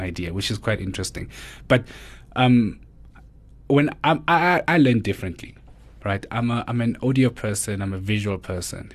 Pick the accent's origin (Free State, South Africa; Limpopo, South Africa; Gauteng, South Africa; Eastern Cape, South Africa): Gauteng, South Africa; Mamelodi; born and bred in Mamelodi